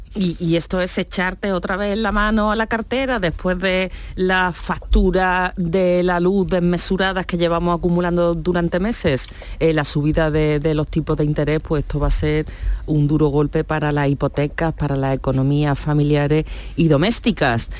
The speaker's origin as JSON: {"language": "Spanish", "town": "Churriana de la Vega", "region": "Andalusia", "country": "Spain", "said": "en mi pueblo, en Churriana de la Vega, en Granada"}